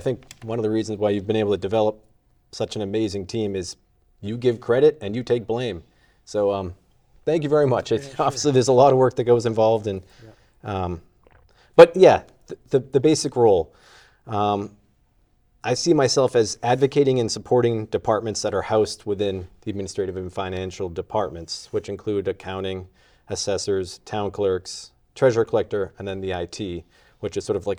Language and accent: English; Shrewsbury, Massachusetts, United States; also born or lived in Worcester; But I was born in Worcester and was raised in Shrewsbury. So I didn't even have to, like, convince my wife to come back here.